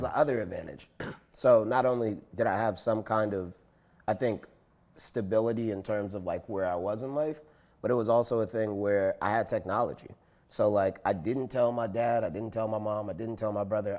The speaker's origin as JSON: {"language": "English", "town": "Chicago", "region": "Illinois", "country": "United States", "tie": "born or raised there", "said": "I went to Skinner School, even though I was from the South Side, even though, like, I lived in, you know, whatever neighborhood my parents made a way for me to go to this classical school that was on the other side of the city"}